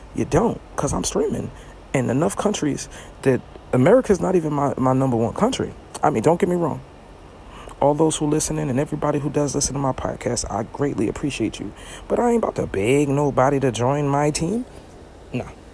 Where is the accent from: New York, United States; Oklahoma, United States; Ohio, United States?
New York, United States; Brooklyn; now in Florida, United States; Visiting my family. That's where I'm from. I'm from Brooklyn. But I live in Florida